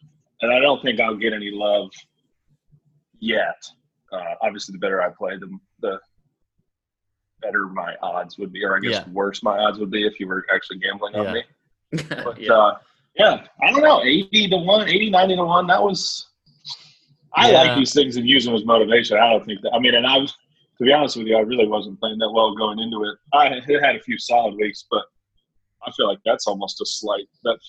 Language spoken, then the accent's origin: English; Overland Park, Kansas, United States; now in Dallas, United States; Camden, New Jersey, I reside in Dallas, and my hometown is Overland Park, Kansas.